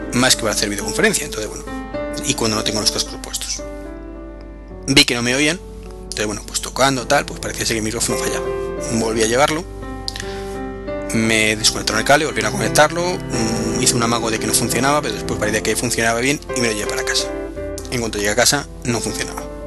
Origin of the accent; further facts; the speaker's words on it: Madrid, Community of Madrid, Spain; yo soy de Madrid